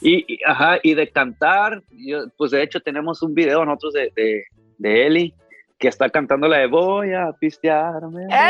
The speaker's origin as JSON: {"language": "Spanish", "town": "Ciudad Obregón", "region": "Sonora", "country": "Mexico", "tie": "born or raised there", "moved": "yes", "lives_now": "Los Angeles, United States", "said": "yo nací aquí en Los Ángeles, pero desde muy chiquito, desde como 3, 4 años me llevaron a México, y prácticamente crecí en Ciudad Obregón, Sonora toda mi vida"}